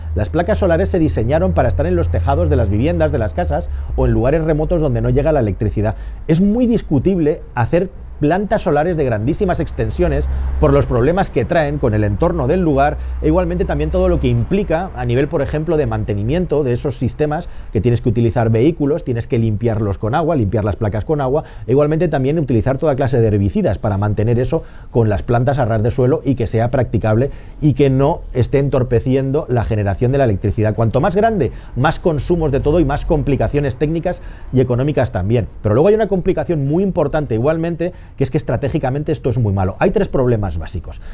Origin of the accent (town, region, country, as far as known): Spain